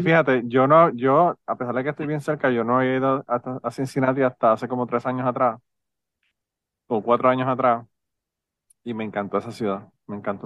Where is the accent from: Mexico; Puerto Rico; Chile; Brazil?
Puerto Rico; now in Kentucky, United States; los boricuas resolvemos el problema inmediato